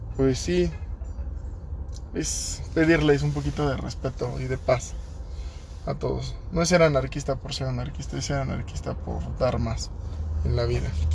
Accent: Mexico; tengamos la certeza como mexicanos

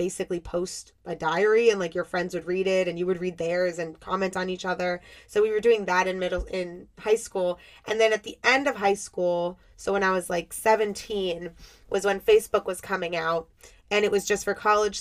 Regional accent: Miami, Florida, United States; I grew up in Miami, and I live a little north of Miami now.

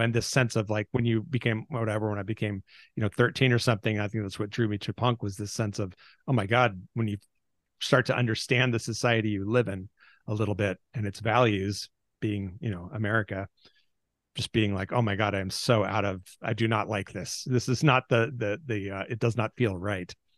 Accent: Seattle, Washington, United States; I grew up in the Pacific Northwest.

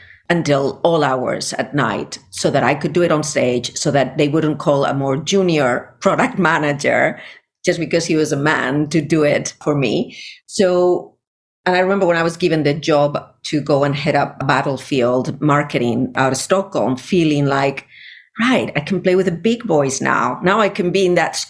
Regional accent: Spain; moved away; I was born in Spain in the 70s in a Navy household

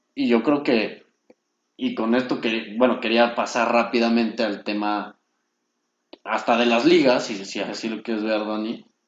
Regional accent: Mexico; como mexicanos

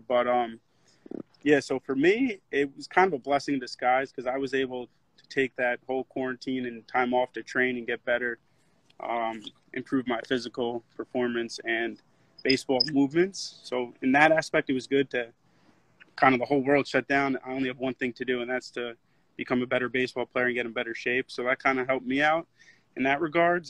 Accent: Wayne, New Jersey, United States; moved away; from Wayne, New Jersey, and I'm a sophomore pitcher on the Notre Dame baseball team

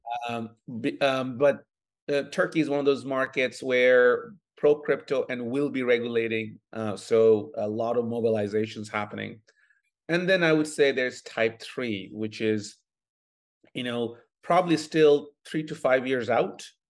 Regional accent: Bangladesh; now in Toronto, Canada; I was born in Bangladesh, uh, prior to moving to Canada almost twenty-five years ago

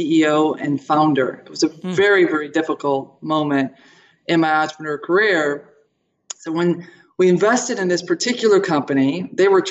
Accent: Toledo, Ohio, United States; I was born in Toledo, Ohio, Buckeye State

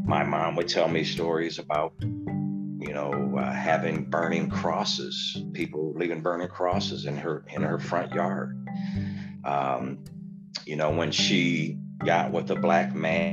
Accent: Cedar Rapids, Iowa, United States; I'm from Cedar Rapids, Iowa

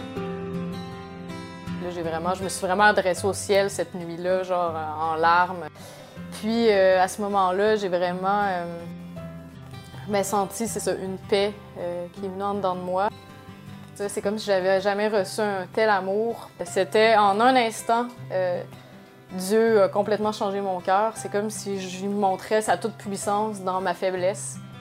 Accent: Quebec City, Quebec, Canada; je viens de Québec

